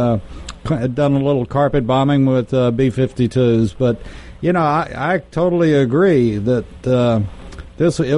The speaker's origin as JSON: {"language": "English", "region": "Texas", "country": "United States", "said": "I'm from Texas"}